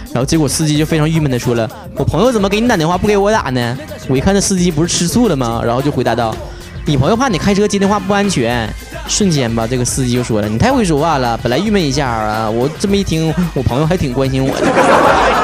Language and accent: Chinese; Northeast China, China; accent: Northeastern Mandarin (东北话); 我除了会说东北话